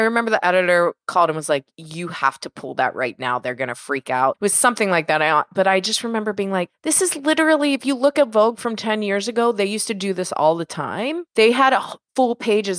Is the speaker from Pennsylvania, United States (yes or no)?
yes; Pittsburgh, Pennsylvania, United States; now in Los Angeles, United States; I grew up in Pittsburgh